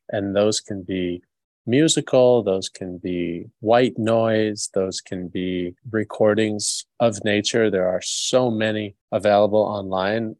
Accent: New York, United States; I grew up in New York

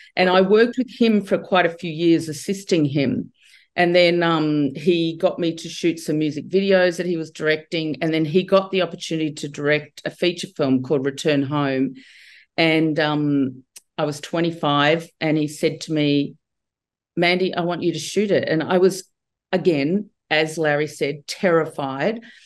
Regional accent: Australia; I grew up in Australia

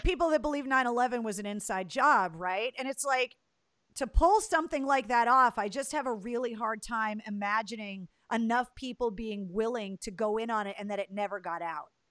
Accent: Leominster, Massachusetts, United States; that's where I was born and raised

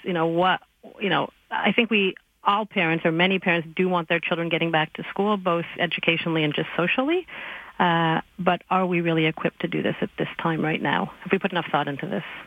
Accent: Quebec, Canada; I'm from Quebec

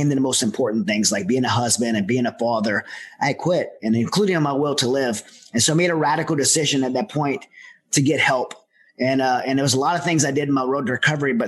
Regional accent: Southern Louisiana, United States; I'm from Southern Louisiana, where there's a lot of dysfunctional families

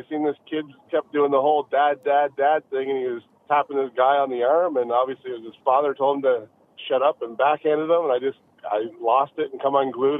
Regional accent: New Brunswick, Canada; I grew up in New Brunswick

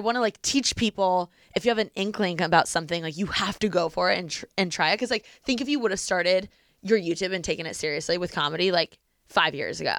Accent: Bloomington, Indiana, United States; moved away as an adult; my hometown is Bloomington

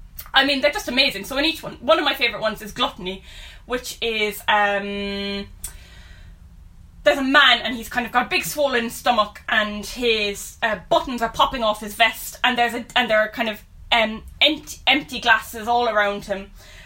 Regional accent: Cork, Munster, Ireland; We grew up in Turner's Cross, which is a 1920 suburb of Cork City in Ireland.

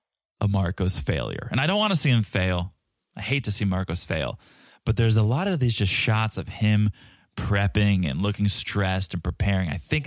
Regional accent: Canada; Yeah, because we're all Canadian, right? We're going to be chill about this.

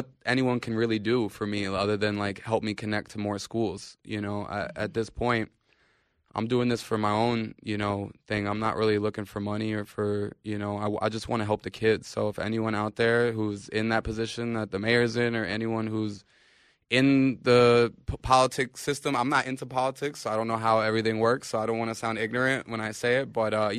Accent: New York, United States; We're from New York. You know, we know who needs the help

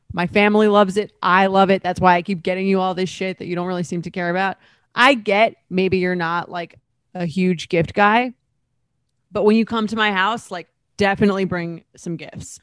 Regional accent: Long Island, New York, United States; now in New York City, United States; I'm from Long Island, so and I live in New York City

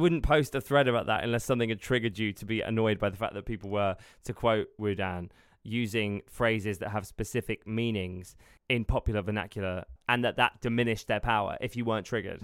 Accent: United Kingdom; as a British person

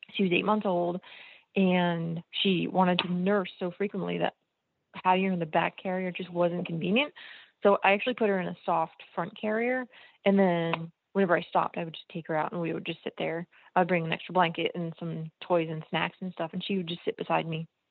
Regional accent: New Jersey, United States; I grew up in New Jersey

